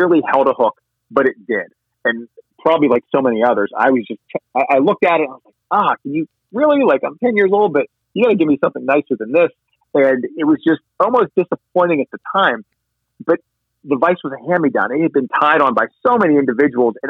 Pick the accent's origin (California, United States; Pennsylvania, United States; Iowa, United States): Pennsylvania, United States; a fellow Pennsylvania fly tire and fly fisher